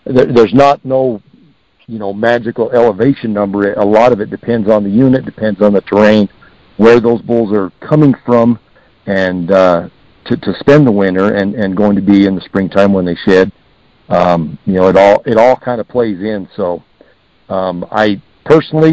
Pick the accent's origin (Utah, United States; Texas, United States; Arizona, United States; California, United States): Arizona, United States; Heber; growing up in Heber